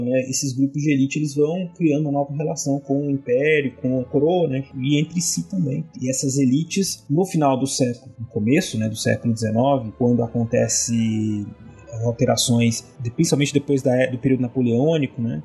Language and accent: Portuguese; Brazil; nós brasileiros